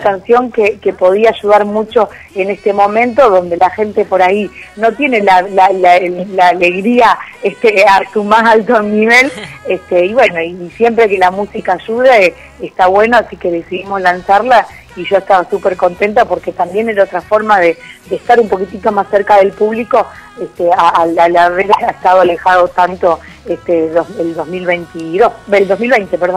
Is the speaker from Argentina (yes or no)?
yes; Argentina; somos argentinos